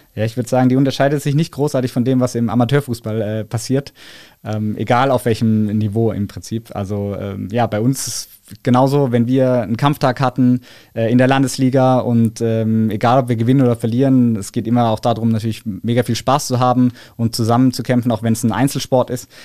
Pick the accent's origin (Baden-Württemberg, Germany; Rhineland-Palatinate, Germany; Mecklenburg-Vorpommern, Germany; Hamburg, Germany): Baden-Württemberg, Germany; Karlsruhe; Ich komme ja aus Karlsruhe, das heißt, wir singen dann natürlich unsere Heimathymne